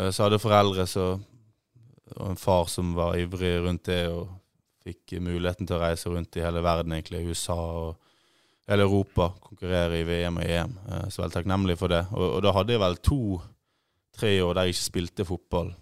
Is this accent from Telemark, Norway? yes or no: no; Bergen, Vestland, Norway; moved away; also born or lived in Ålesund; Født i Ålesund, oppvokst i Bergen